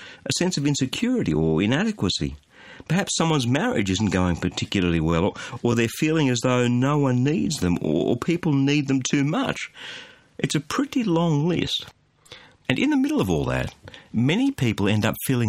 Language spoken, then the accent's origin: English; Australia; as an Aussie